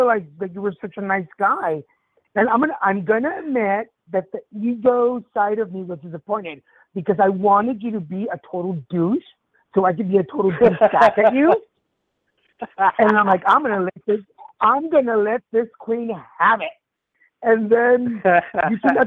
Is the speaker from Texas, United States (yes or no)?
yes; Texas, United States; also born or lived in Mexico / Dallas, Texas; I'm originally from Mexico, raised in Texas